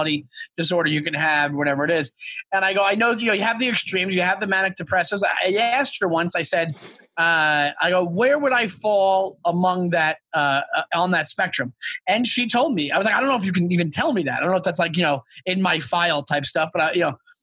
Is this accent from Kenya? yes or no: no; Long Island, New York, United States; I'm a Long Island guy. So I grew up, my whole experience is like the city. So when I got of age, like I grew up like a half hour outside Manhattan